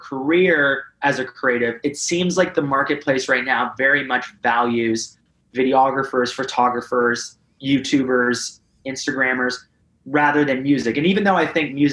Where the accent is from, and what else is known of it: Canada